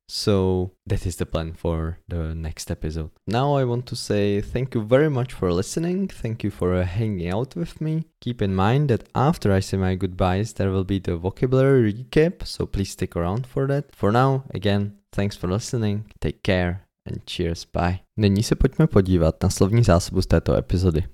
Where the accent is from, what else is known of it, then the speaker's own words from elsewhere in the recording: Czechia; English is a second language; Most of my teaching was done in my hometown, not in Prague